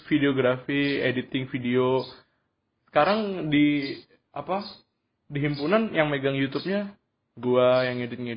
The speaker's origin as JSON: {"language": "Indonesian", "town": "Bekasi", "region": "West Java", "country": "Indonesia", "lives_now": "Yogyakarta, Indonesia", "said": "kalau gue kan dari Bekasi ke Jogja istilahnya dari walaupun Jogja tuh udah maju cuman dari kota tetap ke desa"}